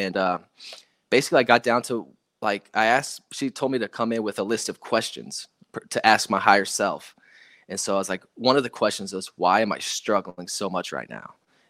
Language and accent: English; South Dakota, United States; a place where I grew up in South Dakota on an Air Force base and I had a great childhood, man.